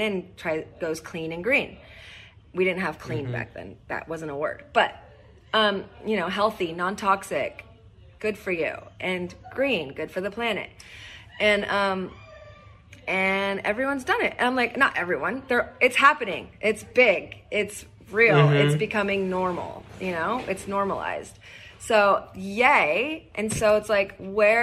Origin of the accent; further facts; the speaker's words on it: Northern California, United States; I grew up in Northern California